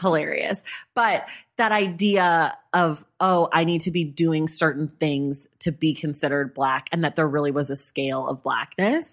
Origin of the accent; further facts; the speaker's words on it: California, United States; I'm a Californian black person